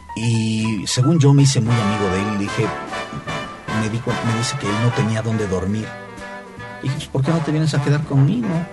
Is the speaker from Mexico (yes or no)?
yes; Mexico; now in United States; yo como mexicano